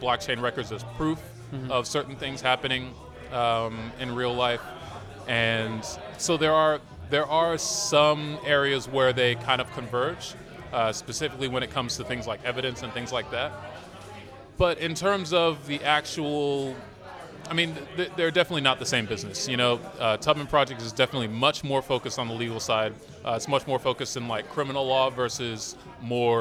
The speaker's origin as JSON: {"language": "English", "region": "Massachusetts", "country": "United States", "also_born_or_lived": "Austin, Texas", "moved": "as an adult", "lives_now": "Berlin, Germany", "said": "I'm from Massachusetts. I was born in Massachusetts."}